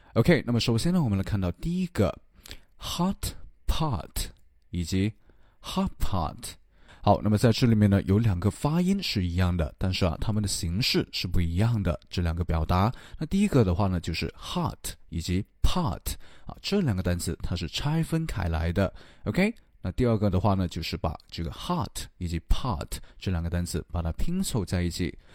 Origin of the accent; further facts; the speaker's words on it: China; 我们中国人